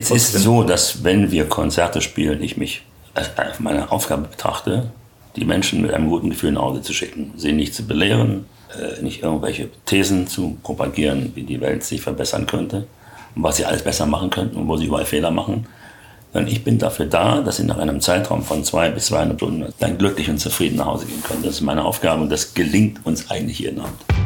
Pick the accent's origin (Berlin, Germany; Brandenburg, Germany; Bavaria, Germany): Berlin, Germany; moved away as an adult; Ich bin ja in Berlin geboren, hier groß geworden und bin mit 40 Jahren dann weggezogen